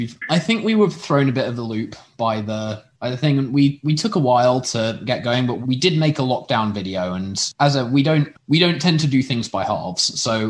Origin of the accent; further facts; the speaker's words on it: Oxford, South East England, United Kingdom; I'm from Oxford, which also has six a cappella groups